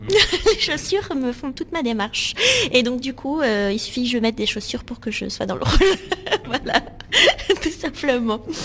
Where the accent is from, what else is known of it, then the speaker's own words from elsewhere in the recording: Bordeaux, Nouvelle-Aquitaine, France; moved away as an adult; now in Paris, France; suis née euh, à, Bordeaux et donc du coup j'ai grandi dans le sud-ouest.